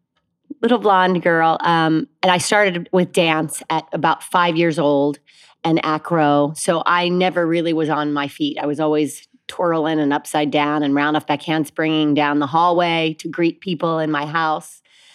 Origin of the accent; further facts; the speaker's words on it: Fort Mitchell, Kentucky, United States; moved away; Fort Mitchell, Kentucky.